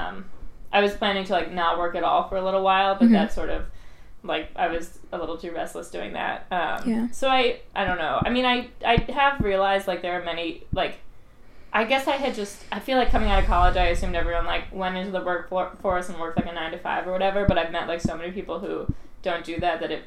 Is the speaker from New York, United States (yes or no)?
yes; New York, United States; also born or lived in California; I grew up in New York